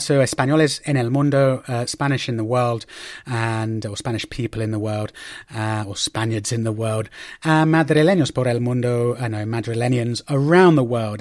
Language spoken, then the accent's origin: English; Oxford, South East England, United Kingdom; my hometown uh, in Oxford